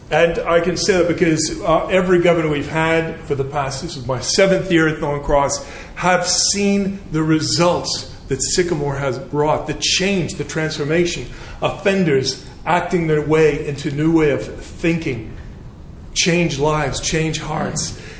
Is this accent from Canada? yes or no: yes; Canada; now in England; originally, I'm from Canada, so I, I do apologize for my uh, slight twang.